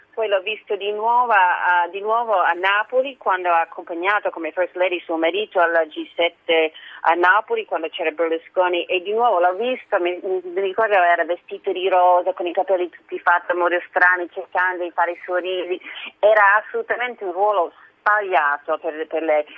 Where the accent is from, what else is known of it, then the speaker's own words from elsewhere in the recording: United States; da americana e da donna